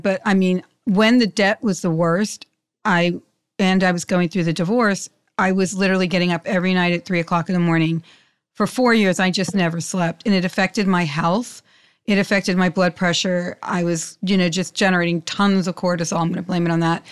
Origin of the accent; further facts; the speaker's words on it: Pittsburgh, Pennsylvania, United States; moved away; also born or lived in New York; I'm from Pittsburgh